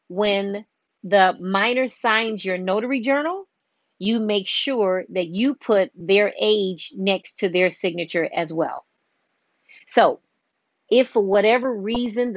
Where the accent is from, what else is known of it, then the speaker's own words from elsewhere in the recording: Illinois, United States; I'm from Illinois